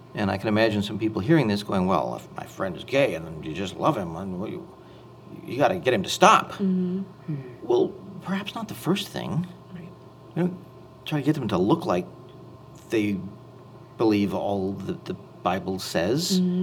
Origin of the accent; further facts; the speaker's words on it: Anaheim, California, United States; I grew up in Anaheim, California